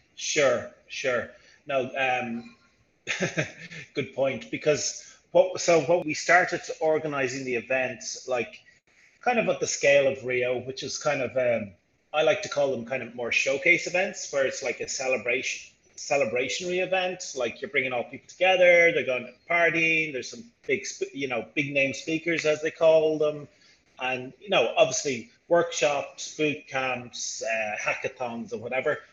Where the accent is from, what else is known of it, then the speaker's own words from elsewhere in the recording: Ireland; moved away as an adult; now in Rio de Janeiro, Brazil; I'm originally from Ireland, but I'm in Rio for, well, I'm in Brazil for 15 years.